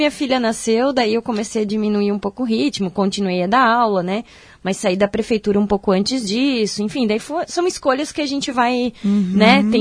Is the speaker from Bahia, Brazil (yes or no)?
no; Indaial, Santa Catarina, Brazil; É, eu sou de Indaial, aqui cidade vizinha, né, de Blumenau.